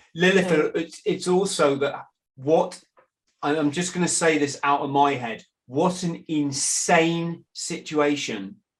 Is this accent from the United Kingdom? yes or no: yes; England, United Kingdom; in England, I'm an Englishman